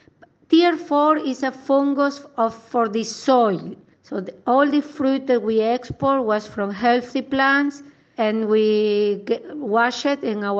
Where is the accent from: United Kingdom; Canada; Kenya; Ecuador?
Ecuador; English is a second language; now in Mozambique; I am the original from Ecuador, but now 12 years working here in North Mozambique